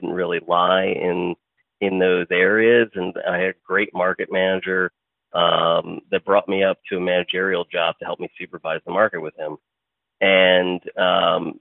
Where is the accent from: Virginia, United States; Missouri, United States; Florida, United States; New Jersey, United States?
New Jersey, United States; Morristown; I grew up in Marstown, which is where our headquarters are now. So I really haven't strayed too far from the nest.